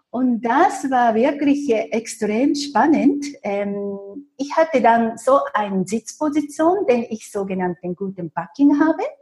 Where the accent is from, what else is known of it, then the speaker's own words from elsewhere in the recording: Japan; German is a second language; moved away as an adult; now in Zurich, Switzerland; aber ich habe Glück gehabt als Japanerin, weil es damals in Zürich sehr viele japanische Banken gab.